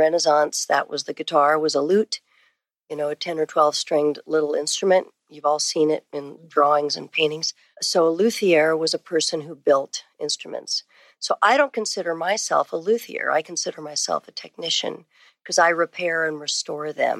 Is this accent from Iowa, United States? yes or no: no; San Francisco, California, United States; now in Austin, United States; I grew up in San Francisco area.